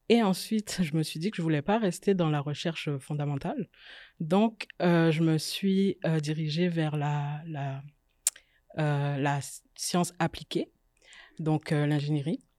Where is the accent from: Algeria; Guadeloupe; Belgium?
Guadeloupe; moved away as an adult; also born or lived in France; J'ai grandi en Guadeloupe, donc j'ai fait le lycée scientifique là-bas. Ensuite, je suis partie en France pour commencer mes études